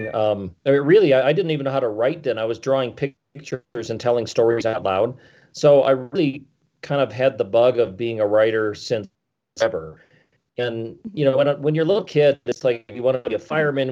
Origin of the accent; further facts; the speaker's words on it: Wisconsin, United States; now in Colorado, United States; I grew up in Wisconsin and I hated winter